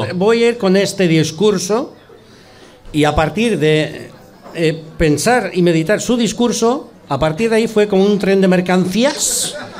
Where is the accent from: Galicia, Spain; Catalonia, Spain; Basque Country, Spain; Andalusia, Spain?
Basque Country, Spain; accent: Basque; los actores vascos vamos allí y te dicen, macho, tienes un acento vasco